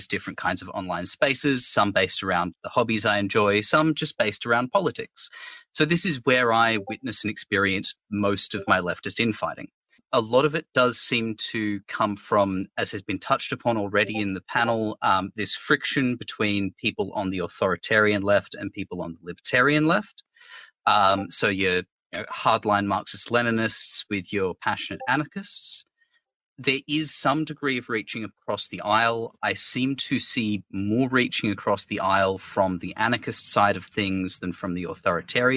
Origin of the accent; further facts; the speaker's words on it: Australia; I am an Australian lefty Twitch streamer